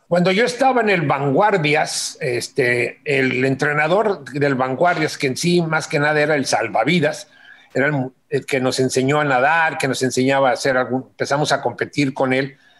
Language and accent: Spanish; Mexico City, Mexico; cuando los Juegos Olímpicos iban a ser en mi ciudad, ya ni siquiera en mi país, en mi ciudad